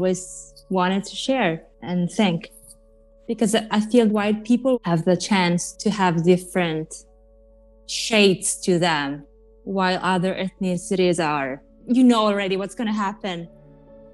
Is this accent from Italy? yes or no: yes; Italy; accent: Italian; English is a second language; moved away as an adult; also born or lived in New York; now in Los Angeles, United States; I grew up watching MTV in Italy